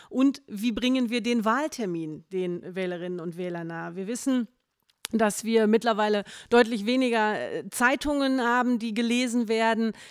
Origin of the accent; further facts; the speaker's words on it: Hattingen, North Rhine-Westphalia, Germany; bin verheiratet, habe zwei Kinder und bin geboren und aufgewachsen auch schon in Hattingen